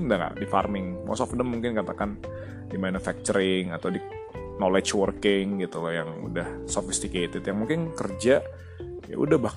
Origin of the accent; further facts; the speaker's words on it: North Sumatra, Indonesia; Kayak misalnya gue orang Batak nih. Kenapa orang Batak banyak yang sukses jadi lawyer? Ya karena di culture Batak itu sudah diajarkan ngomong dari zaman kecil gitu loh.